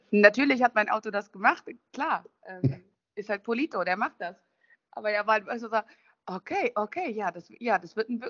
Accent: Thuringia, Germany; born there; Also wenn ich in Thüringen bin, da wo ich geboren bin.

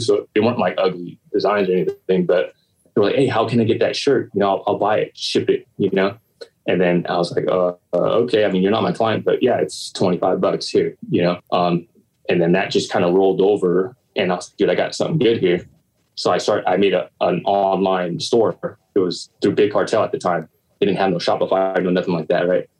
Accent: Long Beach, California, United States; I was born and raised, uh, yeah, born and raised in Long Beach um, on the east side

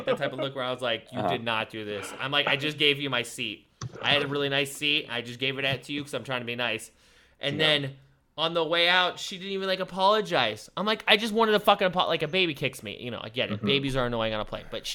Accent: Ohio, United States; I'm a friendly person, because I'm from Ohio.

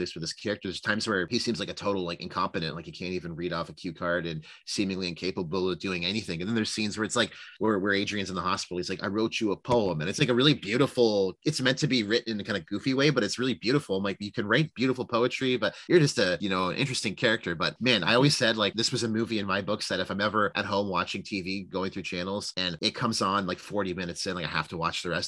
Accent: Canada; as a Canadian

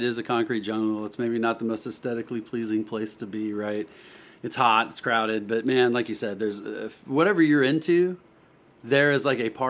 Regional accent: Spring, Texas, United States; So I grew up in Spring, Texas, which is just a suburb of Houston up north. I've lived there, you know, pretty much most of my life growing up.

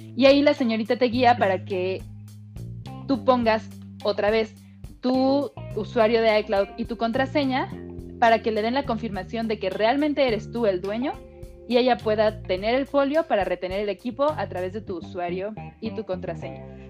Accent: Mexico; como actriz mexicana

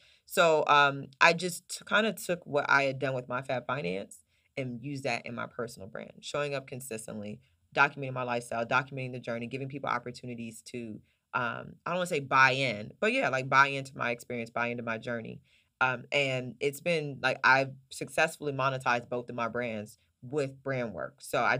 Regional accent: Oklahoma City, Oklahoma, United States; also born or lived in Charlotte, North Carolina; So I was raised between Oklahoma City, Oklahoma, and North Carolina, Charlotte, North Carolina.

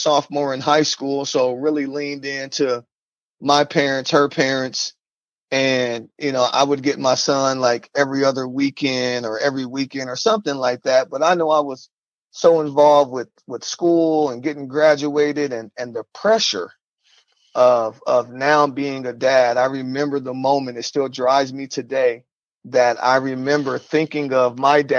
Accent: Omaha, Nebraska, United States; now in Sioux Falls, United States; originally from Omaha, Nebraska, North Omaha, Nebraska. Growing up in North Omaha, there was drugs

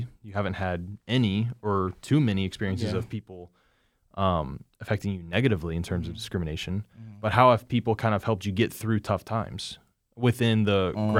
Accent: Indiana, United States; I mean, granted, I'm from Indiana, and, you know, Indiana Wesleyan's only an hour and a half from me or from my house

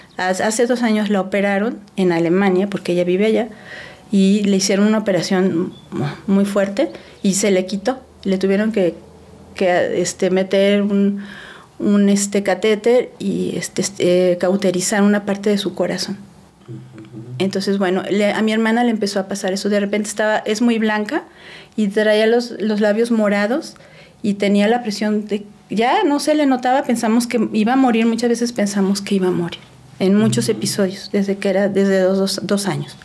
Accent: Puebla, Mexico; moved away as an adult; also born or lived in Mexico City / Celaya; now in Aguascalientes, Mexico; crecí prácticamente 30 años de mi vida, viví en Puebla pero aunque nací en la Ciudad de México como ustedes

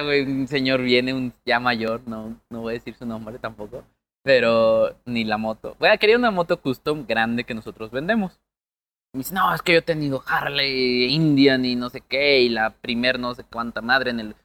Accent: Mexico; Somos mexicanos

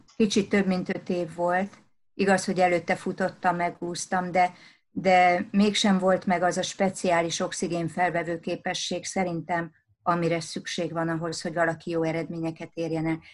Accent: Szabadszállás, Bács-Kiskun, Hungary; ahol én felnőttem vidéken szabadszálláson

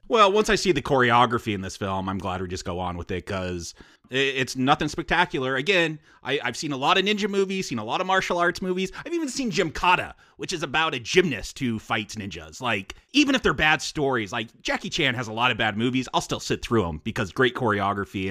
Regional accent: United States; I'm American

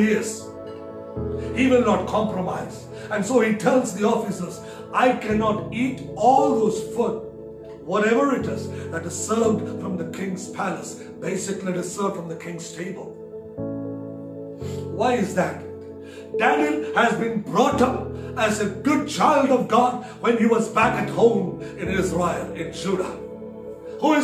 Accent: Kerala, India; I come from the south of India. My parents, my roots are from Kerala

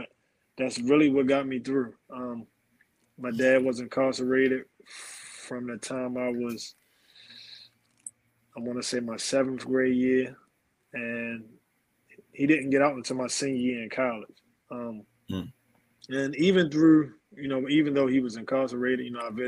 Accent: Baltimore, Maryland, United States; also born or lived in Germany; growing up in East Baltimore was kind of tough

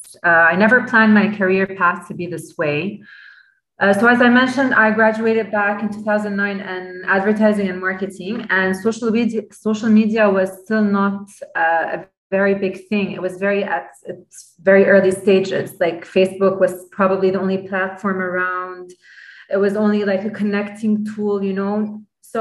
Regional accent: Lebanon; I'm purely Lebanese. I'm from Lebanon.

